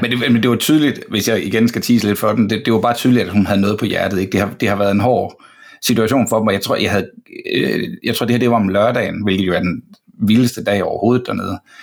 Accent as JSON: {"language": "Danish", "country": "Denmark", "said": "jeg er fra Danmark"}